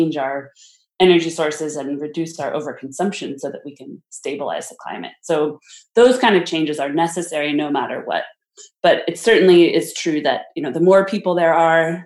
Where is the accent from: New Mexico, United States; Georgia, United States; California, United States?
California, United States; I grew up in California.